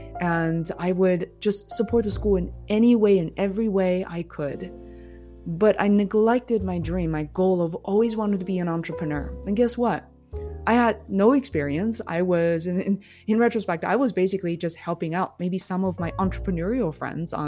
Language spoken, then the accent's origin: English; Beijing, China; moved away as an adult; also born or lived in Boston, United States; now in United States; Growing up in Beijing